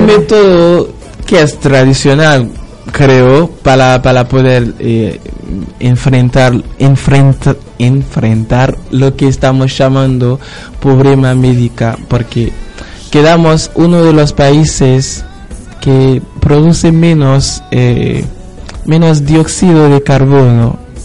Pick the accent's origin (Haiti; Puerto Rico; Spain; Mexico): Haiti; now in Argentina